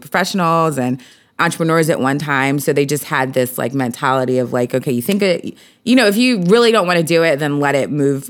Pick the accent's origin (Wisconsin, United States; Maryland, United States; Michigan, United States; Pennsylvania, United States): Pennsylvania, United States; Philadelphia; I grew up in Philly.